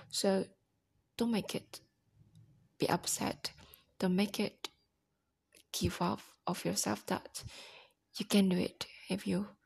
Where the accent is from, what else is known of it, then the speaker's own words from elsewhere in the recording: Indonesia; English is a second language; I'm from Indonesia, and then I um I stay in the small area, and then not the biggest city, no hmm, saya lahir di kota yang kecil